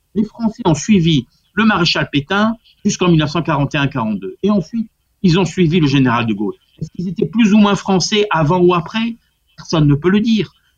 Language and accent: French; Corsica, France; moi qui suis corse